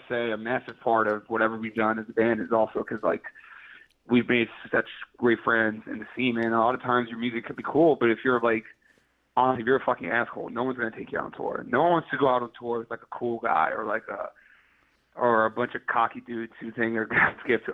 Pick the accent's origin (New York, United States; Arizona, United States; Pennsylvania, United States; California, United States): New York, United States; New York City; I'm from Queens